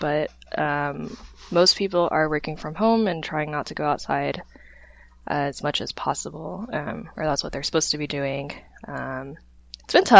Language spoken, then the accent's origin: English; St. Louis, Missouri, United States; moved away as an adult; now in Seattle, United States; growing up in St. Louis, Missouri